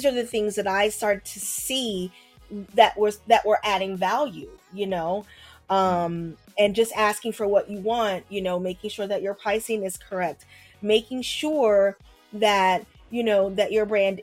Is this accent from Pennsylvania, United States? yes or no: yes; Philadelphia, Pennsylvania, United States; now in New York, United States; I'm from Philadelphia, but I live in New York now